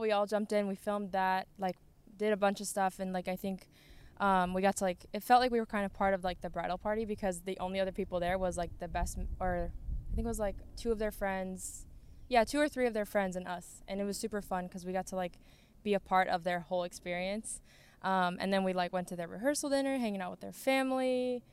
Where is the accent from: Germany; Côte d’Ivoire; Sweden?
Sweden; now in Plymouth, United States; I grew up in Sweden